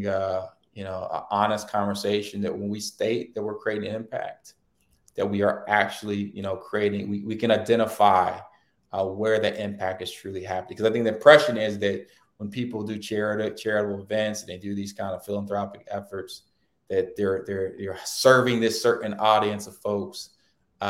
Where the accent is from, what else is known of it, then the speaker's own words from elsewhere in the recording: Hampton, Virginia, United States; I grew up in Hampton, Virginia, a pretty diverse city in the 80s